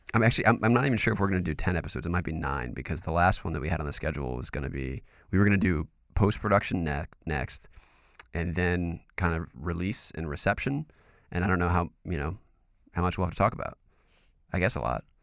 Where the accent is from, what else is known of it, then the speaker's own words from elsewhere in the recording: North Carolina, United States; I'm from North Carolina.